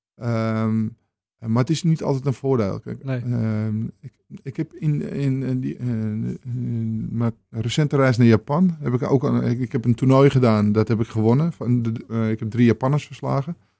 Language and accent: Dutch; Amsterdam, North Holland, Netherlands; moved away as an adult; now in Purmerend, Netherlands; Ik kom zelf uit de Jordaan in Amsterdam. En ehm, ik eh, woon sinds 1999, 1990 eh, in Purmerend